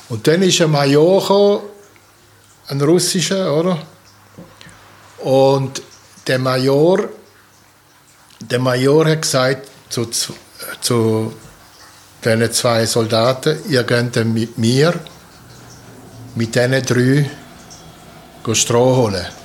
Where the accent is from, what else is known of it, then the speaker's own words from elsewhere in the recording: Poland; born there; Ich bin geboren in Polen am 13.08.1948 in Swotow.